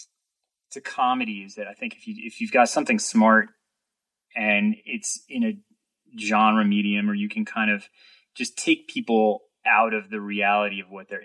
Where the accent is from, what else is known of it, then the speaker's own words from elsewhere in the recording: New York City, New York, United States; growing up in New York City